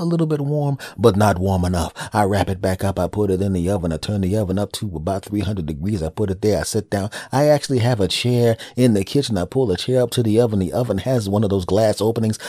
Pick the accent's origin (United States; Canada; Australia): United States; Philadelphia, Pennsylvania; I was living in Philadelphia at the time. And I go to South Philadelphia because I wanna go to the place in my hometown